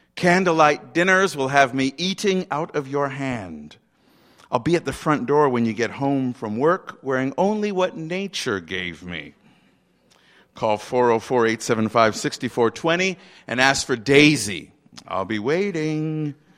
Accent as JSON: {"language": "English", "town": "Montego Bay", "region": "Saint James", "country": "Jamaica", "tie": "born or raised there", "said": "I was born in Montego Bay, Jamaica"}